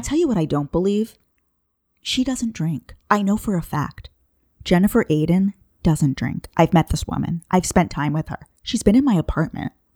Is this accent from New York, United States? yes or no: yes; Long Island, New York, United States; I'm from Long Island